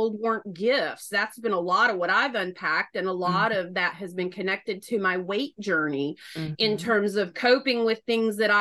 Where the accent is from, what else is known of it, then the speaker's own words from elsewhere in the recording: North Carolina, United States; accent: Southern; now in Philadelphia, United States; I'm a Southerner. The bulk of my growing up years were in North Carolina. So I've never lost the accent